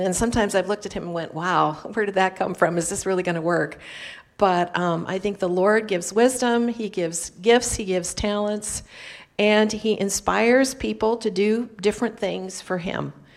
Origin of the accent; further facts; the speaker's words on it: Turlock, California, United States; now in France; my hometown of Turlock, California, which is in the San Joaquin Valley